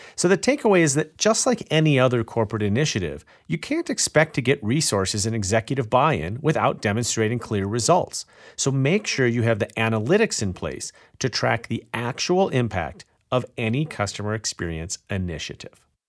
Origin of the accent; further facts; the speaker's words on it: Illinois, United States; my home state of Illinois